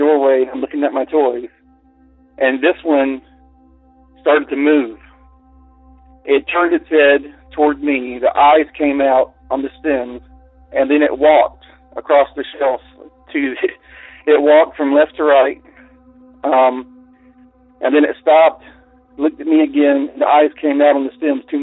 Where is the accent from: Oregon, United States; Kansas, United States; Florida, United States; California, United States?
Florida, United States; Central; I grew up in Central Florida in rural areas